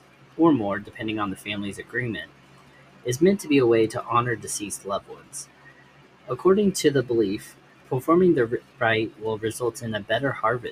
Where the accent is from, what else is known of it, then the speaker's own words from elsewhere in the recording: Indonesia; I was born and raised in Indonesia, and have worked for nearly a decade here as a documentary and travel photographer.